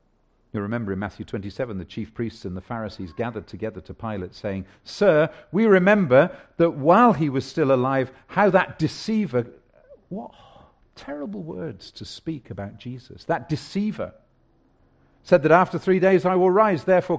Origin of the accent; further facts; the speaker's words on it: South West England, United Kingdom; In the small villages that I grew up in Somerset along the Polden Hills, there was three or four of them nestled at the bottom of the hills overlooking the Somerset Levels.